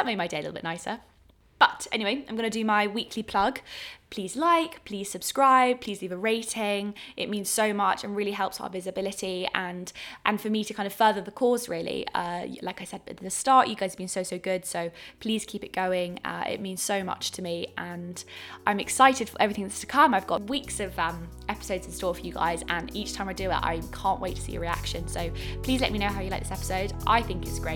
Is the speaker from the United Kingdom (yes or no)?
yes; England, United Kingdom; accent: English; My English accent